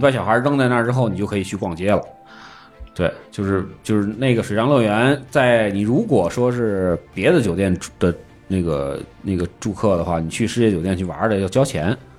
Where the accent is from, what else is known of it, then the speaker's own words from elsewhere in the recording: Tianjin, China; accent: Tianjin dialect; now in Beijing, China; 可能那个口音还是有一点蹦了两句天津话